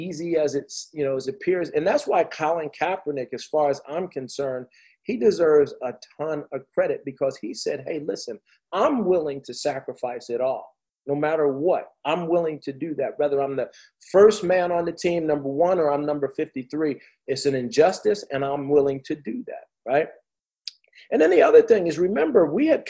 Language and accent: English; New Jersey, United States; I played in New Jersey. I'm from Jersey